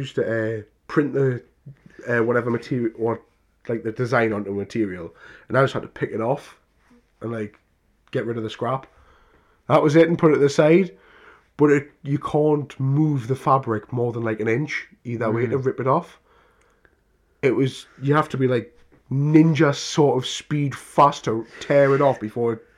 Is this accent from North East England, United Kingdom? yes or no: yes; Newcastle upon Tyne, North East England, United Kingdom; being a Geordie.